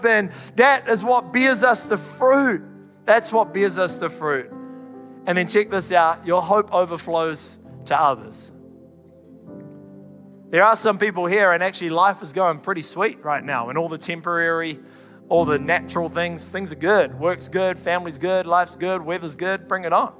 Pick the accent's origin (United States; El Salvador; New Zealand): New Zealand; Canterbury; I'm from Canterbury